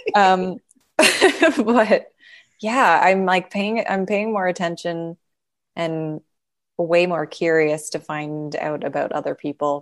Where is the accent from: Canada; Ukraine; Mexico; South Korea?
Canada; Calgary, Alberta; now in Los Angeles, United States; I'm from Calgary